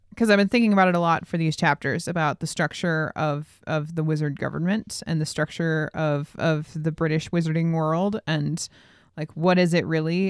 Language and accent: English; Billings, Montana, United States; we're from Billings, Montana